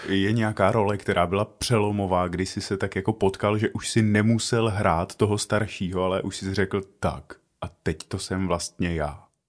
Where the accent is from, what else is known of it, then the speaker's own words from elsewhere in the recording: Czechia; Já jsem šílený Čech